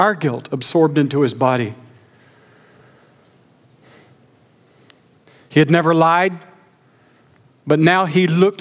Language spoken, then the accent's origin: English; Augusta, Georgia, United States; moved away; I grew up near Augusta, Georgia.